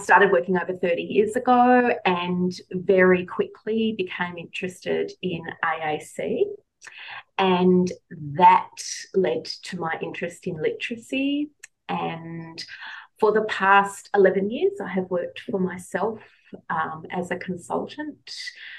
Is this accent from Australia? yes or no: yes; South Australia, Australia; I have a slightly different accent. Yes, I'm an Australian. I live in a wine region called the Barossa outside of Adelaide, in a little old stone cottage, 160 years old.